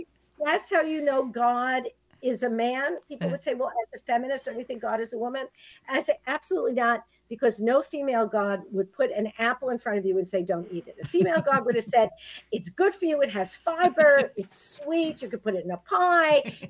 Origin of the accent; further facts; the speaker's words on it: New York City, New York, United States; growing up in Brooklyn and in this Sicilian family